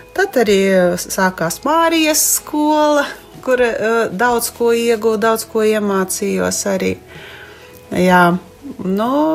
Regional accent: Ilūkste, Augšdaugava Municipality, Latvia; esmu no Ilūkstes

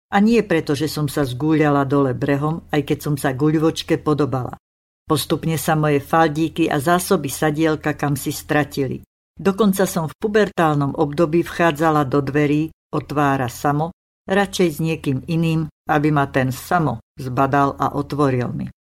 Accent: Slovakia; Ja som Slovenka, manžel je Čech, zoznámili sme sa na Morave

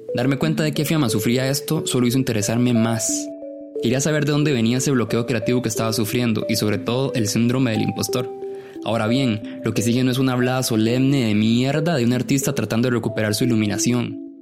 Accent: Ciudad Quesada, Alajuela, Costa Rica; moved away as an adult; now in San José, Costa Rica; Yo nací en Ciudad Quesada y me vine a trabajar a San José primero en el 2009

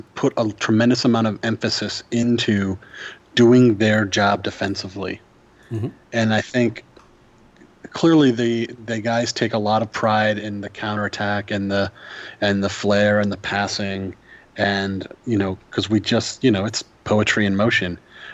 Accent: United States; I'm an American

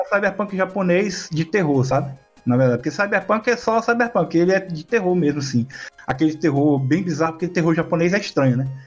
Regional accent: Região dos Lagos, Rio de Janeiro, Brazil

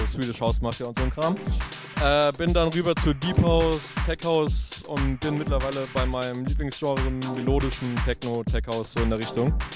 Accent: Frankfurt, Hesse, Germany; now in Wiesbaden, Germany; bin Frankfurter, wohne in Wiesbaden

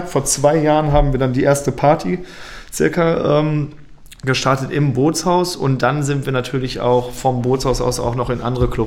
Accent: Lippstadt, North Rhine-Westphalia, Germany; Ich komme aus Lippstadt, das sind ungefähr anderthalb Stunden zu, äh, mit dem Auto hier entfernt ja

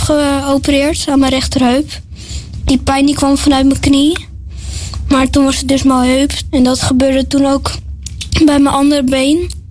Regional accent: Limmen, North Holland, Netherlands; ik kom uit Limmen en ik ben 11 jaar

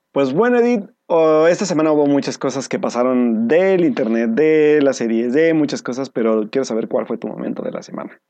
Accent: Pachuca, Hidalgo, Mexico; moved away; volver a mi terruño este fin de semana a la ciudad de Pachuca Hidalgo

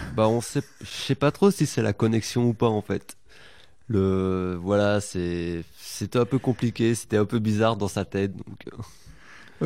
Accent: Belgium; now in Poitiers, France; je suis belge.

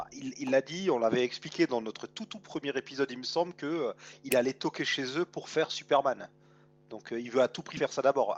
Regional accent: France; chez nous en France

